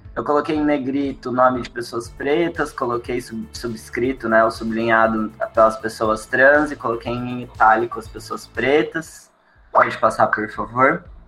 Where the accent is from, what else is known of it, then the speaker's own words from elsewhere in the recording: São Paulo, Brazil; now in Florianópolis, Brazil; Eu sou de São Paulo